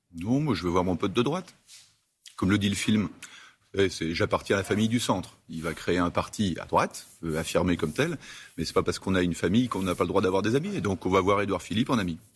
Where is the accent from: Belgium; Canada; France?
France; Savoie, Auvergne-Rhône-Alpes; en tant que Savoyard